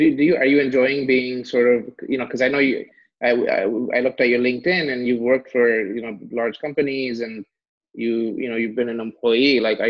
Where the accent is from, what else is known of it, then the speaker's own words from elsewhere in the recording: Barisal, Barisal Division, Bangladesh; now in United States; I was born in Borishal.